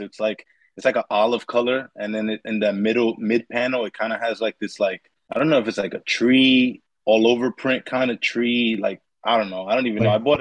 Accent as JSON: {"language": "English", "town": "New York City", "region": "New York", "country": "United States", "tie": "born or raised there", "also_born_or_lived": "Brooklyn", "said": "I'm from Queens, I'm from Brooklyn and Queens, but I lived in Queens."}